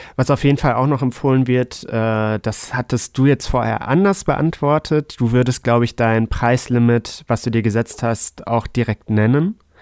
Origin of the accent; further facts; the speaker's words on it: Hamburg, Germany; als Hamburger